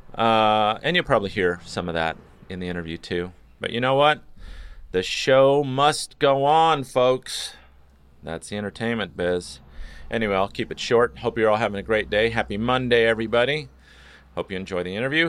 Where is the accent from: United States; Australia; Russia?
United States; California; when you're from California